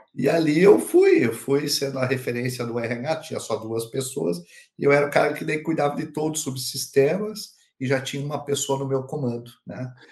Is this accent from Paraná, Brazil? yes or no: yes; Curitiba, Paraná, Brazil; now in Pomerode, Brazil; Eu sou de Curitiba, é, estou em, em, Santa Catarina, né? Como você falou aqui em Pomerode